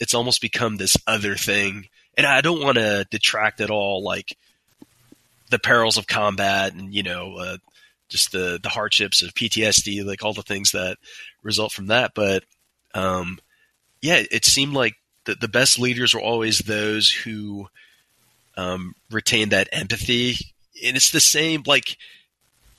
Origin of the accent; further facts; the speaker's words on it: New York City, New York, United States; I grew up in Queens, New York.